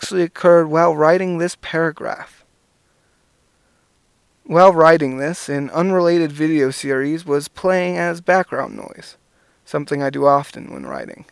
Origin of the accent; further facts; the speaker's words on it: Sarasota, Florida, United States; now in Puerto Montt, Chile; My hometown is Sarasota, Florida. I grew up there